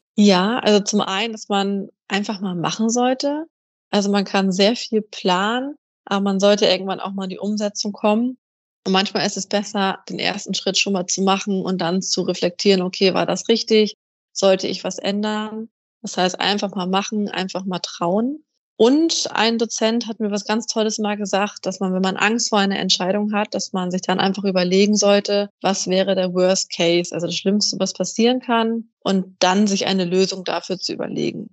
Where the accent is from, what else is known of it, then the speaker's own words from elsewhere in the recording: Kiel, Schleswig-Holstein, Germany; ich komme aus Kiel an der Ostsee